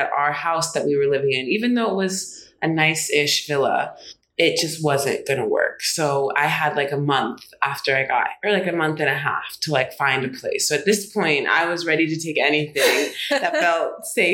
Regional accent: Charlottesville, Virginia, United States; moved away as an adult; now in Abidjan, Ivory Coast; I'd grown up in Charlottesville my whole life, born and raised there, Charlottesville, Virginia

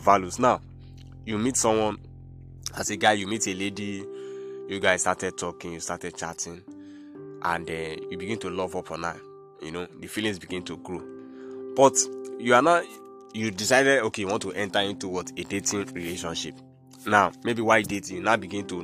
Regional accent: Nigeria; I'm from Nigeria

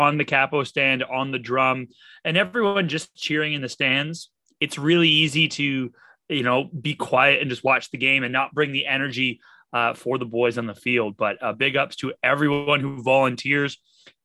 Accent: Canada; as being a Canadian

